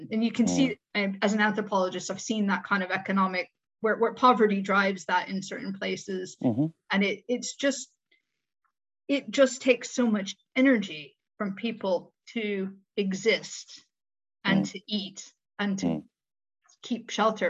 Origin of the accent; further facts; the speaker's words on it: Midwest, United States; moved away; I'm from the Midwest as well